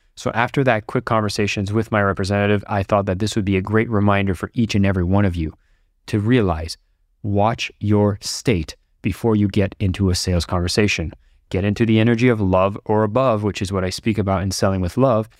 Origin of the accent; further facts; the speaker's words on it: Ottawa, Ontario, Canada; now in Bali, Indonesia; I'm recording this from Ottawa, Canada, as I get a chance to visit my hometown